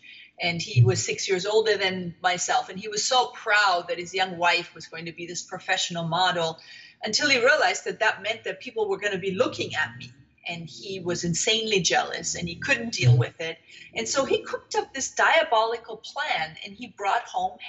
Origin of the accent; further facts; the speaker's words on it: Germany; moved away; I am originally from Germany, and I was born in the wake of the Second World War